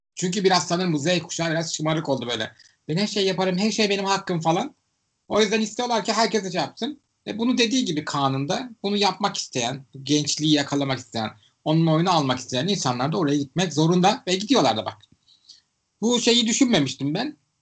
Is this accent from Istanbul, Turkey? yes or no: yes; Istanbul, Turkey; Ben İstanbullu olarak